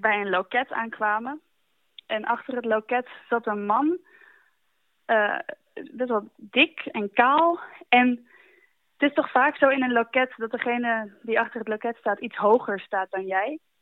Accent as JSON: {"language": "Dutch", "country": "Netherlands", "said": "we uit Nederland komen"}